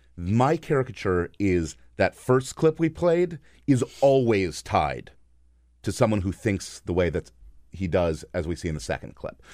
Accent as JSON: {"language": "English", "region": "East Coast", "country": "United States", "tie": "born or raised there", "also_born_or_lived": "Bryan-College Station, Texas / Washington, D.C.", "said": "I moved to the East Coast when I was three"}